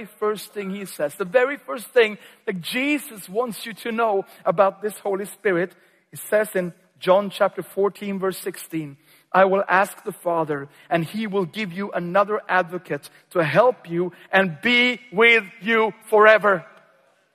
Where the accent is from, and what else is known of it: Sweden; also born or lived in Uppsala, Sweden